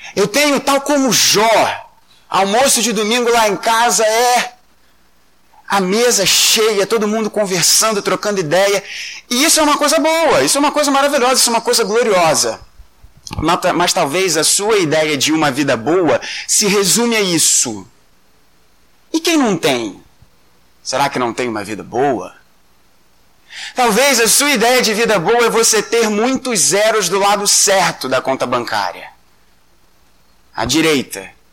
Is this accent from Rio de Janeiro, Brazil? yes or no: yes; Rio de Janeiro, Brazil; Nós somos cariocas, a maioria de nós aqui é carioca